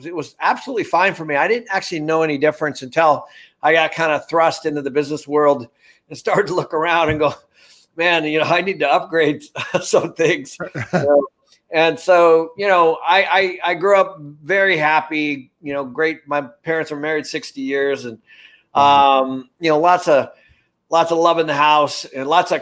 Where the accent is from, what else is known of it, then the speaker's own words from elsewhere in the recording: Everett, Washington, United States; I was born in Everett, Washington